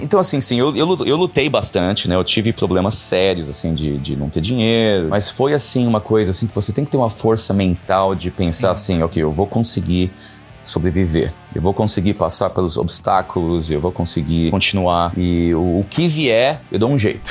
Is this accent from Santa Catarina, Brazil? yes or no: no; São Paulo, Brazil; moved away as an adult; also born or lived in California, United States / New York, United States; now in Los Angeles, United States; é minha terra, vim de São Paulo, sou de São Paulo.